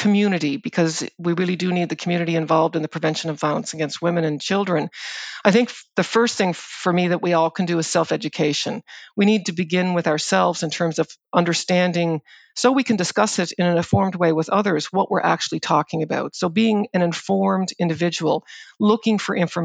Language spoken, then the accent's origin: English; Prince Edward Island, Canada; I grew up on Prince Edward Island, and I grew up in a farming community in Prince Edward Island